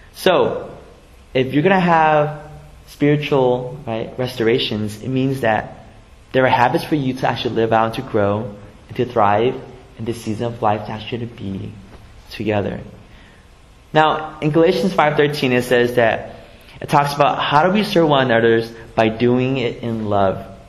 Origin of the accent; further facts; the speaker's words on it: San Jose, California, United States; I grew up here in the Bay Area, grew up in San Jose on the east side my whole life